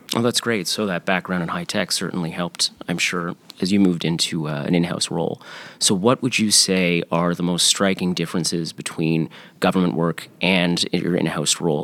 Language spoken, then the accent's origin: English; Canada; As a Canadian lawyer